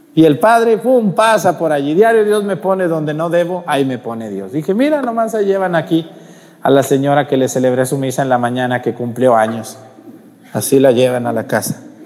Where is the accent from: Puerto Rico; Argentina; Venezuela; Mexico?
Mexico; Mexticacán, Jalisco; En mi pueblo allá en Mesticacán, cuando yo era niño